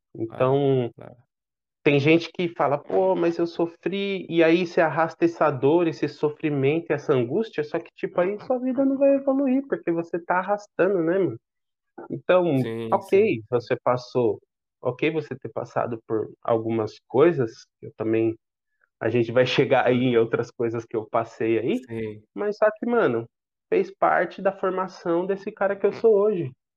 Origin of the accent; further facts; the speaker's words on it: São Paulo, Brazil; Nasci no Hospital São Paulo, me acompanhei minha saúde até depois de adolescente no Hospital São Paulo